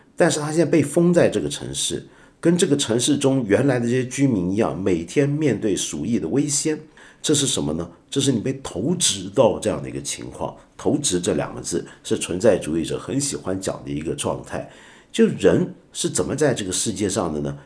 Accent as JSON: {"language": "Chinese", "country": "China", "said": "我们中国人"}